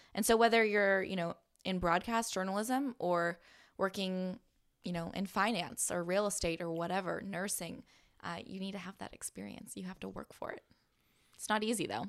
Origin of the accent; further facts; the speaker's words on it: San Diego, California, United States; moved away as an adult; also born or lived in Missouri / Palm Springs, California; I'm from San Diego